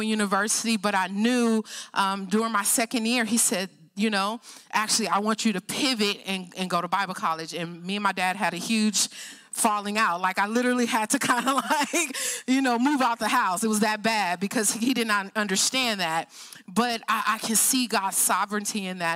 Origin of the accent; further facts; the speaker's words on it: Oakland, California, United States; now in Hercules, United States; We live in the San Francisco Bay Area in Hercules, but I grew up in Oakland